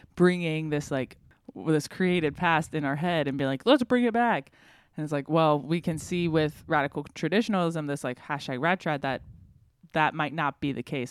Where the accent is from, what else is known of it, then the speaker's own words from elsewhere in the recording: the South, United States; I grew up in the South, and so it's a very Protestant area